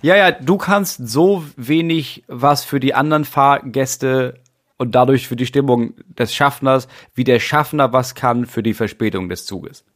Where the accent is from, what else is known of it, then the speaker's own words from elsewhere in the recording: Schleswig-Holstein, Germany; bei uns Schleswig-Holsteinern